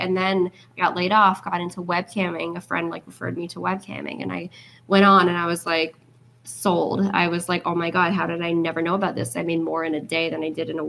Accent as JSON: {"language": "English", "town": "Plattsburgh", "region": "New York", "country": "United States", "tie": "born or raised there", "said": "Born and raised in Plattsburgh, New York, which is an hour south of here. It's a little teeny tiny farm town."}